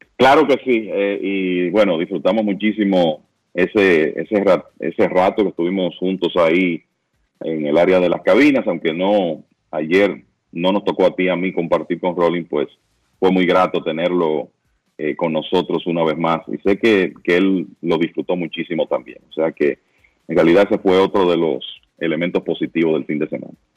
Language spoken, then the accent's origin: Spanish; Santiago de los Caballeros, Santiago, Dominican Republic; me siento como santiaguero orgulloso de lo que se pudo hacer aquí